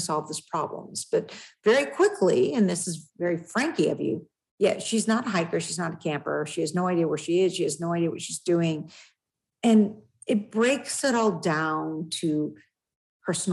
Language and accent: English; West Coast, United States; now in New Hampshire, United States; I'm also from the West Coast